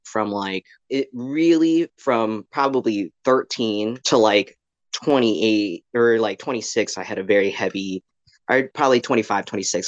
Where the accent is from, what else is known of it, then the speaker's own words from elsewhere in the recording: Greenville, North Carolina, United States; moved away as an adult; also born or lived in Midwest / Raleigh, North Carolina; I am originally from the Midwest, but I mostly grew up in Greenville, North Carolina. So I spent around from 13 to 18 in Greenville